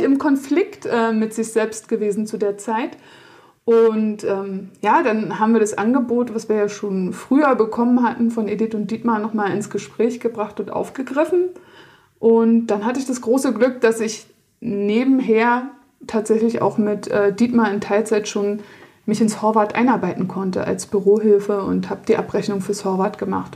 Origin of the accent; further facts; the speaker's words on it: Berlin, Germany; moved away as an adult; in meine Heimat nach Berlin